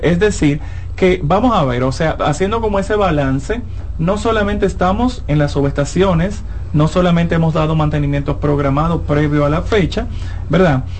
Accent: San Cristóbal, Dominican Republic; Yo soy de San Cristóbal

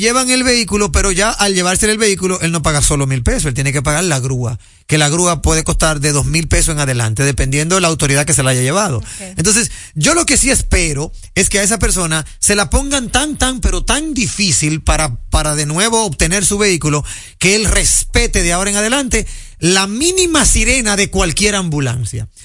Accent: Dominican Republic; soy dominicano y, manejo aquí

